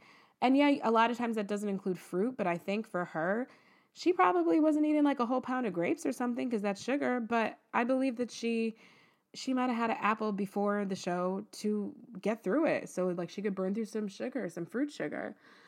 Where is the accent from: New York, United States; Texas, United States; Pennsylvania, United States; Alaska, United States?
Texas, United States; Like, this is what, I'm from Texas, and this is what went on.